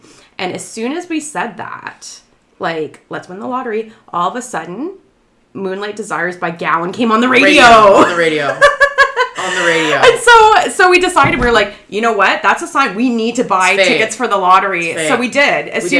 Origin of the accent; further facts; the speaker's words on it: Welland, Ontario, Canada; I grew up in Welland, and, like, our downtown, we have old buildings, but no, they haven't been kept, like, up.